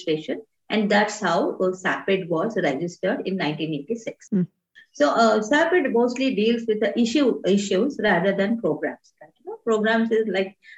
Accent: Hyderabad, Telangana, India; I come from Hyderabad. I've done all my education in Hyderabad.

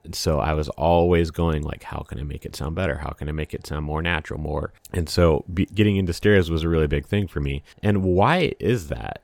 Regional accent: Washington, United States; I grew up in Washington State

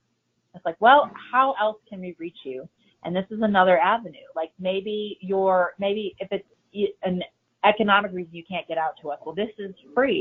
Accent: Chicago, Illinois, United States; moved away; I'm originally from Chicago

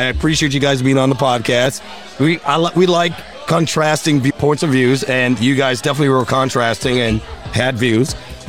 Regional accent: Jamaica; I'm Jamaican

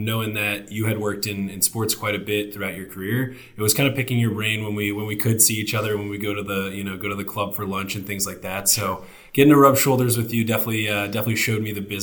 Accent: Northern Virginia, United States; I grew up in Northern Virginia, right outside of D.C.

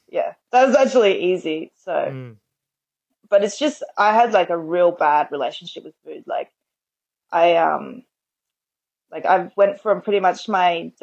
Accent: Penrith, New South Wales, Australia; we're both from the Penrith area

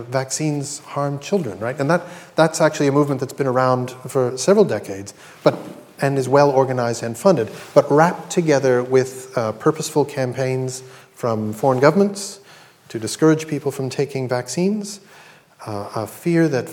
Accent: Canada; I'm Canadian

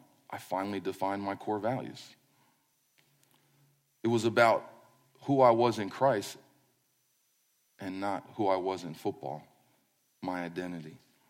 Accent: East Coast, United States; moved away as an adult; We're from the East Coast. We just moved here in 2007. I still feel like we just moved here.

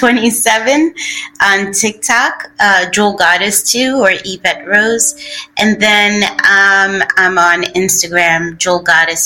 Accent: New York City, New York, United States; moved away; we grew up in Bushwick, and Bushwick Projects in Brooklyn

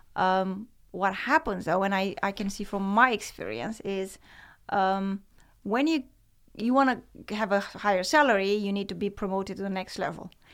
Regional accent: Romania; moved away as an adult; now in Netherlands; growing up in Romania and communism

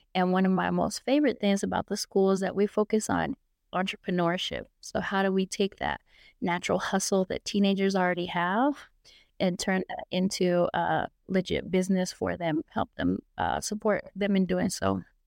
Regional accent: Albuquerque, New Mexico, United States; I grew up here in Albuquerque, New Mexico

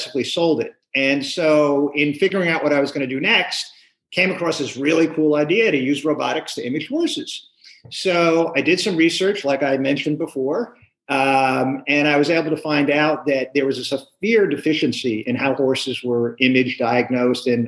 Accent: New York, United States; now in California, United States; I was born and raised in New York

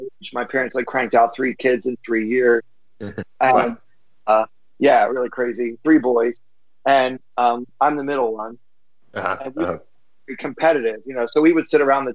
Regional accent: Baltimore, Maryland, United States; I grew up in Baltimore

